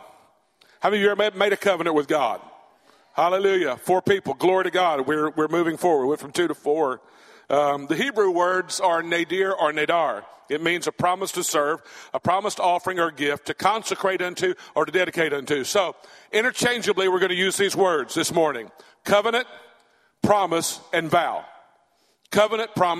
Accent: Catahoula Parish, Louisiana, United States; accent: central Louisiana redneck; moved away; I'm from Catahoula Parish in Louisiana

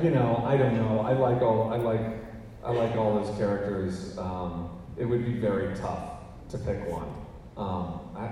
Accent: Missouri, United States; I grew up in Missouri

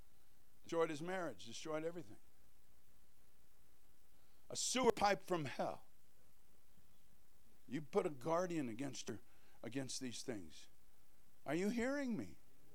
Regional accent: Kolkata, West Bengal, India; born there; I was born in Calcutta, India, where he started two churches there.

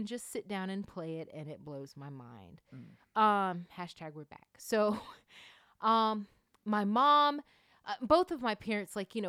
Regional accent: Norcross, Georgia, United States; also born or lived in Suwanee, Georgia; So I am originally from Norcross, Georgia. And that is a suburb in Atlanta, Georgia.

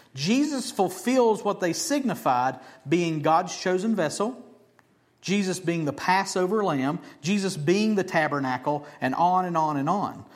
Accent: Beckley, West Virginia, United States; moved away; also born or lived in Mullins; I was born in Beckley, moved to Mullins

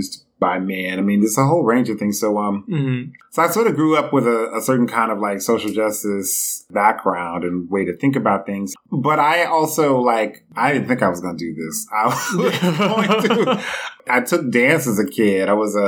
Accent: Cleveland, Ohio, United States; I'm from Cleveland, Ohio, born and raised. I grew up in a neighborhood in Cleveland called Garden Valley

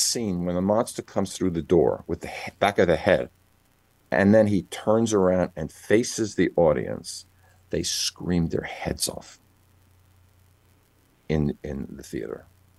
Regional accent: New York, United States; I grew up in New York

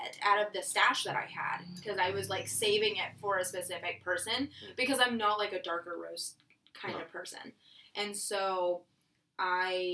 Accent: Dallas, Texas, United States; I'm from Texas

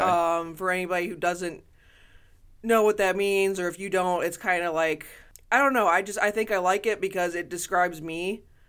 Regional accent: Toledo, Ohio, United States; growing up in Toledo

